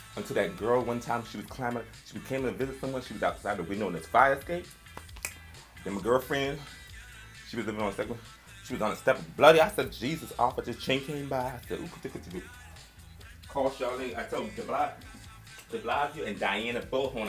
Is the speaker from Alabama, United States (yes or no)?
no; New York City, New York, United States; I'm from New York City